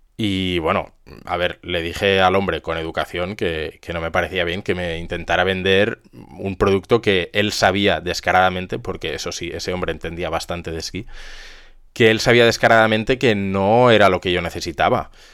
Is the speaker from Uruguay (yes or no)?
no; Zaragoza, Aragon, Spain; yo soy de aquí de Zaragoza